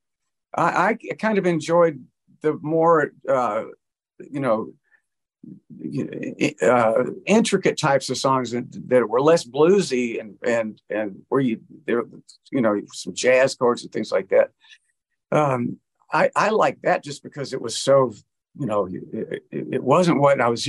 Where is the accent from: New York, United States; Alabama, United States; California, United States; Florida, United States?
Alabama, United States; Montgomery; moved away as an adult; I went back home to Montgomery, Alabama, where I grew up